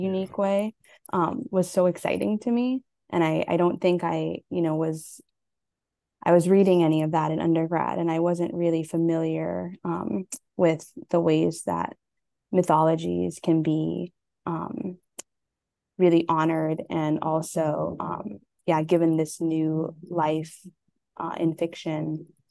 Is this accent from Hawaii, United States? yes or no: yes; Hawaii, United States; I'm Native Hawaiian and Japanese